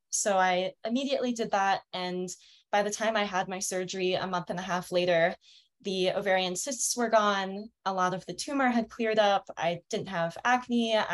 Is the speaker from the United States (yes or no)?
yes; Denver, Colorado, United States; I'm 24 and I'm from Denver, Colorado. I actually just moved here.